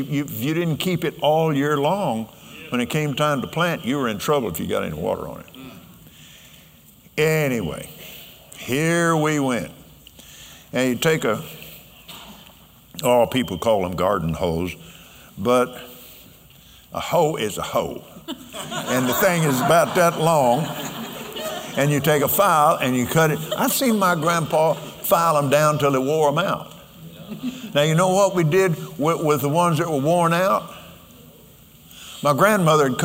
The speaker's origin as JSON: {"language": "English", "town": "Lubbock", "region": "Texas", "country": "United States", "tie": "born or raised there", "also_born_or_lived": "Abilene, Texas / Fort Worth, Texas", "said": "I was born in Lubbock. We went to Abilene and then Fort Worth."}